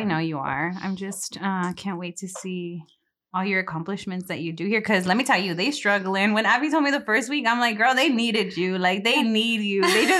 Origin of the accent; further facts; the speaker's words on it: Delano, California, United States; I'm all Delano. I mean, like, even my siblings, like, I remember growing up